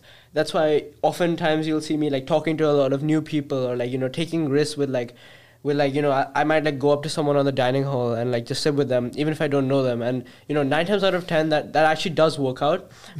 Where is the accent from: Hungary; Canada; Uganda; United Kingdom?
Uganda; born there; I was born in Uganda, Africa, and I lived there for quite some time.